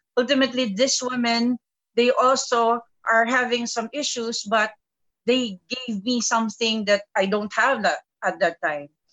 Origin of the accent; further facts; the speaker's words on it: Philippines; also born or lived in Qatar; I'm from the Philippines